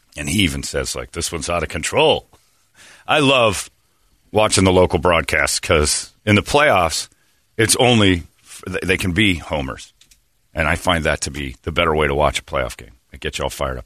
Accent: Chicago, Illinois, United States; I grew up in South Chicago

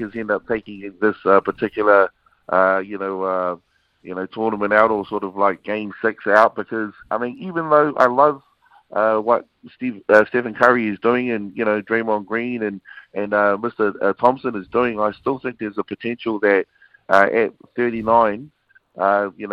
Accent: Wellington, New Zealand; as a young, you know, Samoan growing up in Wellington, and just a Kiwi, you know, kid just growing up, born in Wellington

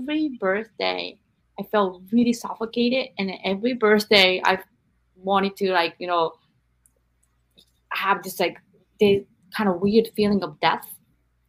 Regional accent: Japan; I'm from Japan, but you're raised in America.

